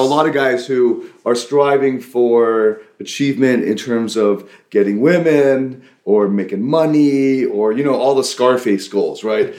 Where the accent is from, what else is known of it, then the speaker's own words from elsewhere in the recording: Sweden; moved away as an adult; now in Bangkok, Thailand; I'm from Sweden